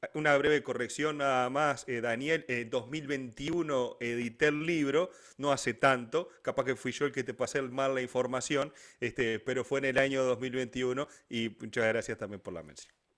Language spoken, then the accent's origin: Spanish; Uruguay